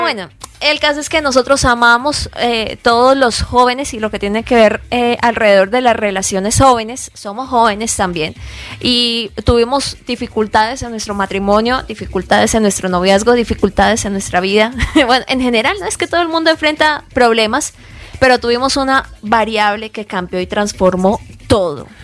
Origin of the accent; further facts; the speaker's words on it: Colombia; moved away as an adult; now in United States; somos colombianos